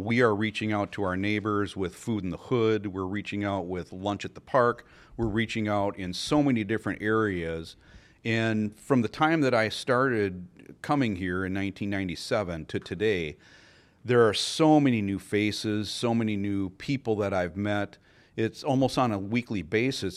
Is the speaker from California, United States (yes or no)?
no; Richfield, Minnesota, United States; I'm uh, born and raised in Richfield, lived there all my life